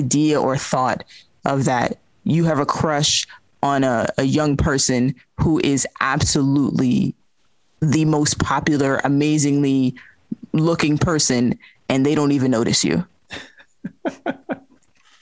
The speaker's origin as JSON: {"language": "English", "town": "Amherst", "region": "Massachusetts", "country": "United States", "tie": "born or raised there", "said": "Liam and I grew up in Amherst, Massachusetts"}